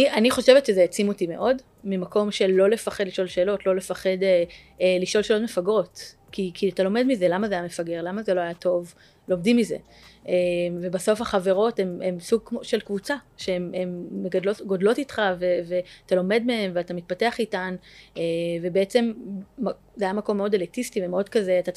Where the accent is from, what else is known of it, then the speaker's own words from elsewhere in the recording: Jerusalem, Jerusalem District, Israel; אני גדלתי בירושלים, אה, למשפחה דתית